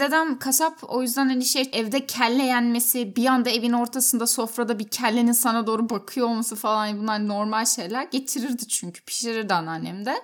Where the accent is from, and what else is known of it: Turkey